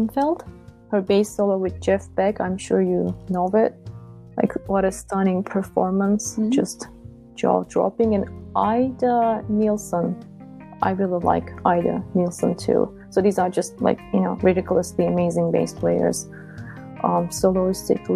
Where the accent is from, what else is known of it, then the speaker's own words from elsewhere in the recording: Istanbul, Turkey; English is a second language; moved away; also born or lived in Ithaca, New York; I'm originally from Istanbul, Turkey